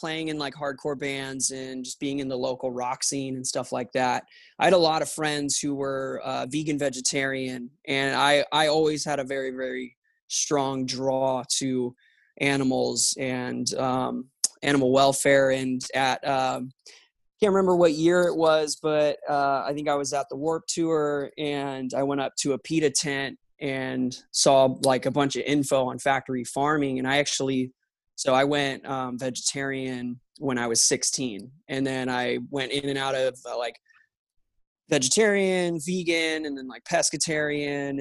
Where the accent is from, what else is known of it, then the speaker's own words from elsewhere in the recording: Santa Clarita, California, United States; also born or lived in San Fernando Valley, Los Angeles; I was born in the Valley, the San Fernando Valley. And then I spent the vast majority of my upbringing in Santa Clarita, just north of the Valley